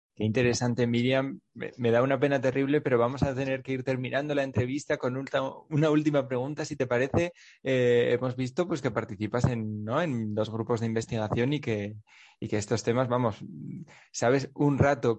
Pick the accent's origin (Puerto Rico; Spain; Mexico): Spain; Navarre; yo soy de Navarra